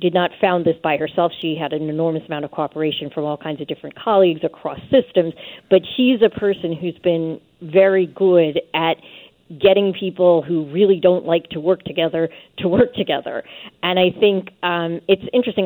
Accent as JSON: {"language": "English", "town": "New York City", "region": "New York", "country": "United States", "said": "I'm from New York City"}